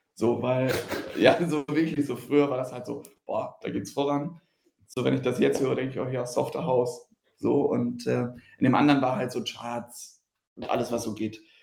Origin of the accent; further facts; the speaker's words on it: Riedberg, North Rhine-Westphalia, Germany; ich komme aus Riedberg, so das Schützenfest halt und Karneval das Größte.